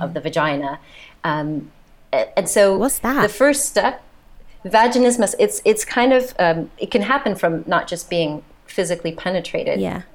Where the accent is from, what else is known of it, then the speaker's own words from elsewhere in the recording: United States; accent: American; moved away as an adult; also born or lived in south of France; now in France; you can tell by my accent, I'm the mm-hmm. American here